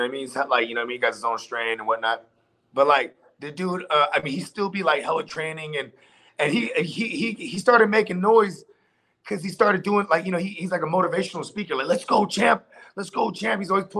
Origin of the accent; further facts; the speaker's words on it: Philadelphia, Pennsylvania, United States; Right, I'm from Philly.